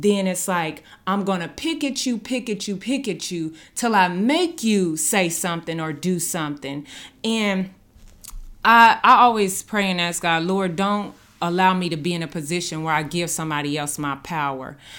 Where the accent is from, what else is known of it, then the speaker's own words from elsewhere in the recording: Dallas, Texas, United States; moved away as an adult; now in Branson, United States; I came from Dallas. I came from the south side of Dallas